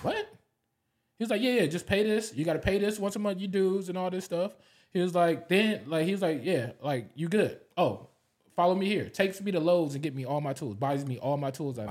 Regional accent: Los Angeles, California, United States; also born or lived in Long Beach, California; I grew up in L A. I grew up in South Central

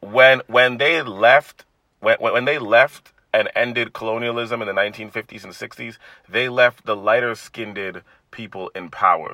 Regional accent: Toronto, Ontario, Canada; growing up in a black household, and especially growing up in Toronto

